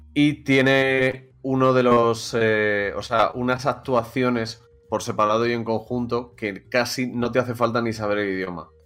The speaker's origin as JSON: {"language": "Spanish", "town": "Madrid", "region": "Community of Madrid", "country": "Spain", "said": "Aquí Serio y yo somos de Madrid"}